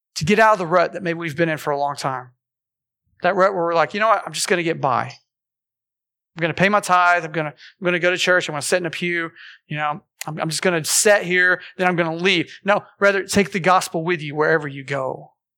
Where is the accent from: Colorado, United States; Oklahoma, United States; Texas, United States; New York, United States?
Oklahoma, United States; Morris; I grew up in Morris